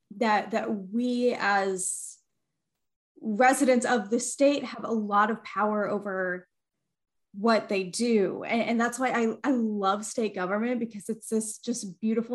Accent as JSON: {"language": "English", "region": "Georgia", "country": "United States", "tie": "born or raised there", "said": "I was born and raised in Georgia. I went through Georgia public schools K-12"}